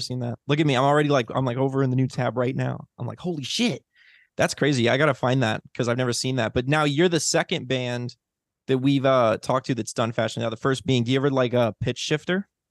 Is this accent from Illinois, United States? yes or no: yes; Chicago, Illinois, United States; now in Los Angeles, United States; I'm also from Chicago